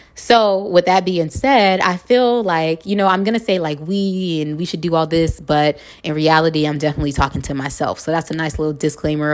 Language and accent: English; Los Angeles, California, United States; moved away as an adult; now in Houston, United States; I'm from La Hood